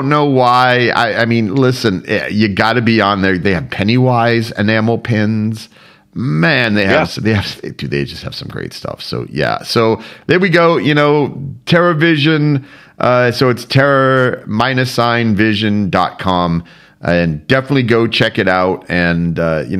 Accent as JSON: {"language": "English", "region": "Florida", "country": "United States", "tie": "born or raised there", "moved": "yes", "lives_now": "Germany", "said": "When I was a kid growing up in Florida"}